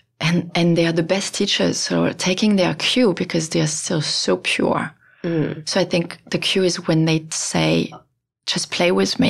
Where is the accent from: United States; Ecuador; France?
France; moved away; I'm from France